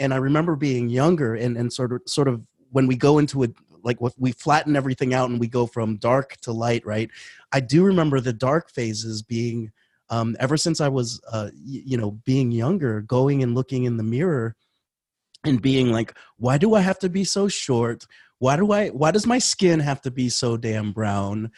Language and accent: English; Florida, United States; I grew up in Florida